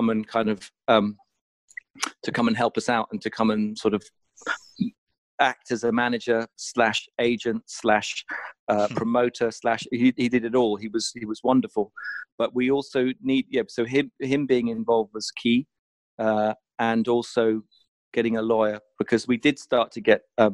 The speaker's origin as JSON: {"language": "English", "town": "Southampton", "region": "South East England", "country": "United Kingdom", "tie": "born or raised there", "said": "I had lived next door to a drummer when we were growing up in Southampton"}